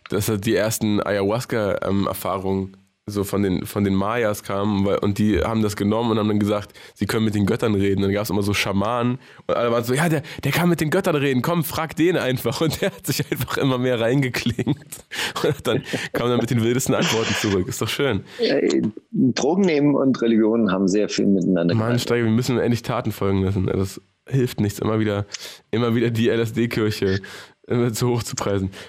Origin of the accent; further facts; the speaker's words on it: Baden-Württemberg, Germany; now in Berlin, Germany; Das war meine Phase als, Sta als Schwabe.